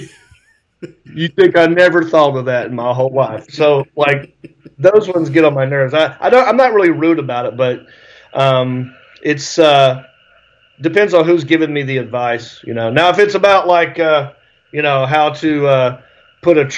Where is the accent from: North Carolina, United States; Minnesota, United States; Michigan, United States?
North Carolina, United States; Hickory; moved away as an adult; also born or lived in Raleigh, North Carolina / Los Angeles, California; I grew up in Hickory, North Carolina